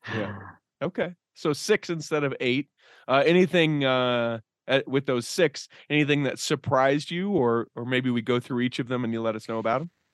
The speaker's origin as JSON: {"language": "English", "region": "Utah", "country": "United States", "said": "we're from Utah"}